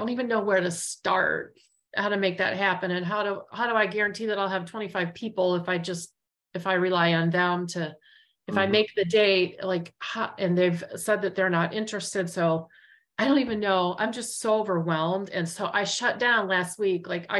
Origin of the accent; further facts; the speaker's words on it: Richmond, Virginia, United States; I'm from Richmond, calling from Richmond, Virginia today.